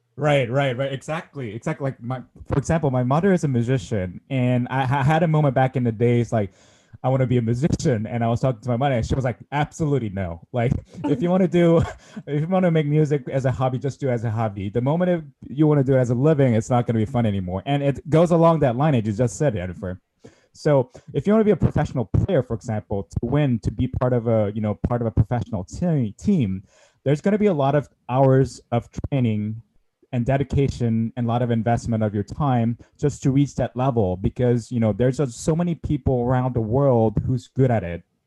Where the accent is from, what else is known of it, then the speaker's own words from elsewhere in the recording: South Korea; moved away; I grew up in South Korea